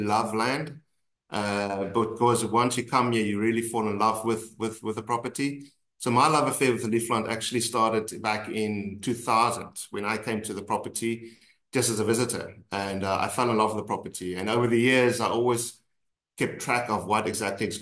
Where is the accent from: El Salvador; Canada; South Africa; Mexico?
South Africa; we're South African